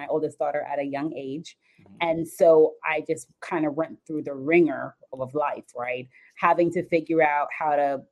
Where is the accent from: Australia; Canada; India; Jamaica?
Jamaica; also born or lived in South Florida; now in Jacksonville, United States; I'm actually from Jamaica. I moved to South Florida, and then eventually I moved to Jacksonville